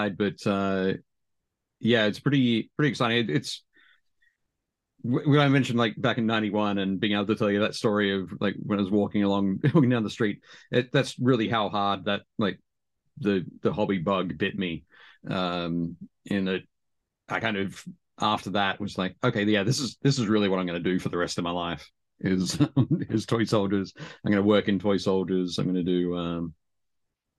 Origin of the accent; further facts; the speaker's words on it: Newcastle, New South Wales, Australia; Newcastle, which is my hometown